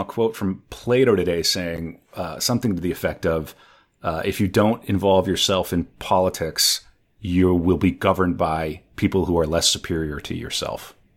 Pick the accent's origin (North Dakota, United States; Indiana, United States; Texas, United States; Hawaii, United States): North Dakota, United States; moved away; I'm from North Dakota